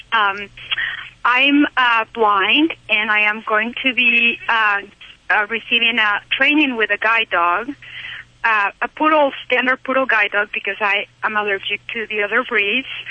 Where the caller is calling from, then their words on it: Utah, United States; I'm calling from Utah